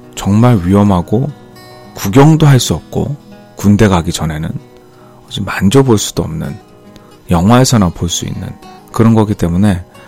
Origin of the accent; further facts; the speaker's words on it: South Korea; now in United States; 우리 총이 없는 한국 사람으로서는